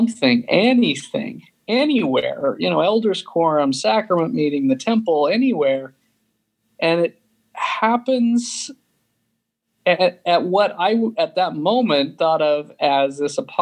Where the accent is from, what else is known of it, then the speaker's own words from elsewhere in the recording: Sandy, Utah, United States; I grew up in Sandy, Utah